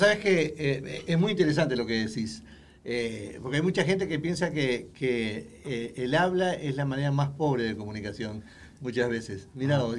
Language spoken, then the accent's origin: Spanish; Uruguay; now in Houston, United States; soy originario de Uruguay, este, allá en Sudamérica